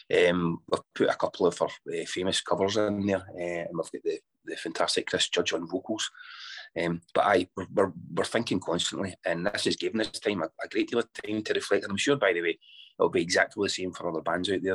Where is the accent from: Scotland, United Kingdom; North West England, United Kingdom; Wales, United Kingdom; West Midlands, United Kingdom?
Scotland, United Kingdom; I'm Scottish born and bred